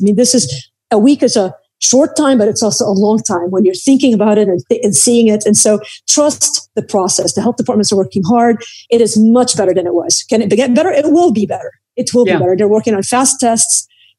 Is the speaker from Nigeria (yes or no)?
no; Beirut, Beirut Governorate, Lebanon; I grew up in Beirut in the middle of the Civil War.